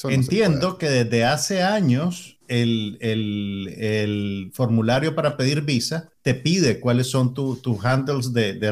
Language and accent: Spanish; Nicaragua; está retratado el Nica, pues, está retratado el así somos los Nica, quieren que, le haga la tarea.